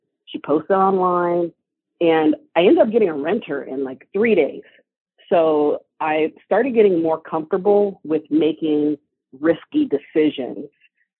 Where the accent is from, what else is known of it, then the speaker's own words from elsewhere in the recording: San Antonio, Texas, United States; also born or lived in California / Germany; now in Los Angeles, United States; I was born in California, but then right after that, I spent my elementary and middle school time in Germany. Then I moved to Texas as a teenager. So I do have ties to Texas.